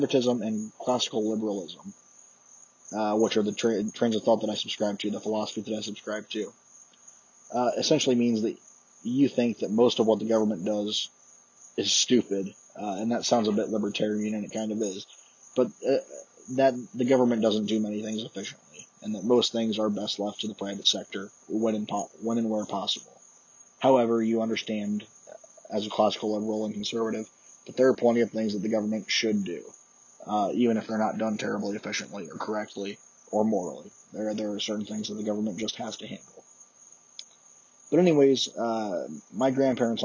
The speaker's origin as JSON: {"language": "English", "town": "Columbia City", "region": "Indiana", "country": "United States", "tie": "born or raised there", "said": "my hometown, Columbia City"}